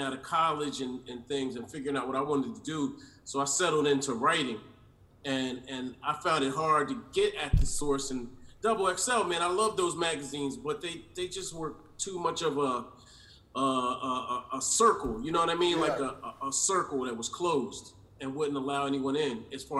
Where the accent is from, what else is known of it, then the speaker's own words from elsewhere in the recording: Delaware, United States; me and Greg, as we've noted in the off time, we're from Delaware originally